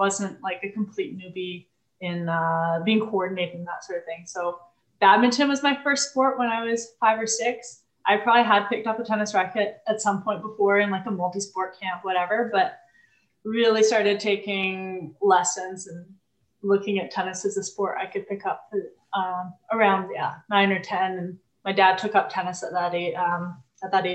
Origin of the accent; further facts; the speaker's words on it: Vancouver, British Columbia, Canada; moved away as an adult; also born or lived in Toronto / Montreal; raised my brother and I in Vancouver